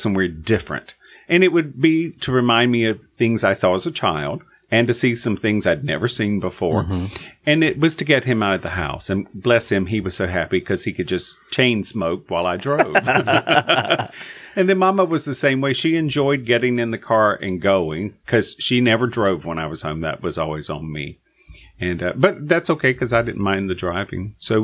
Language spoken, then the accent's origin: English; Cove City, North Carolina, United States; moved away as an adult; I haven't been back to where I grew up in Eastern North Carolina, Cove City